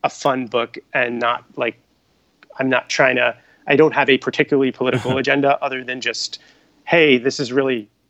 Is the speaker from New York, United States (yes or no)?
yes; New York, United States; moved away as an adult; now in Los Angeles, United States; I'm originally from New York. I live in LA now.